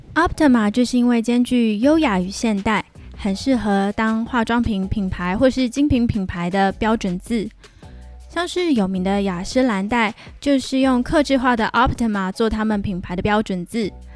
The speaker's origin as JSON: {"language": "Chinese", "region": "Pingtung County", "country": "Taiwan", "tie": "born or raised there", "also_born_or_lived": "Hsinchu, Taiwan", "said": "我已经从新竹搬回了我的老家屏东。在我录音的这个地方，就是我屏东的家"}